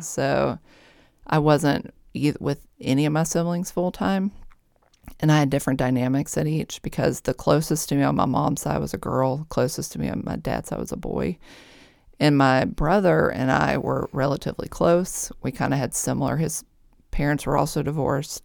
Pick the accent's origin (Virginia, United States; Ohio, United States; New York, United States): Virginia, United States; Mechanicsville; I grew up mostly in Mechanicsville, Virginia, here, not far from here